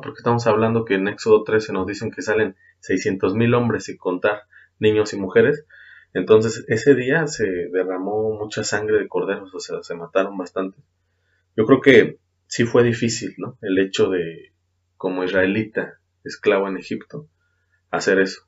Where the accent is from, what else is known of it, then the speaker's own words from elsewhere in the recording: Mexico; Hablando como mexicanos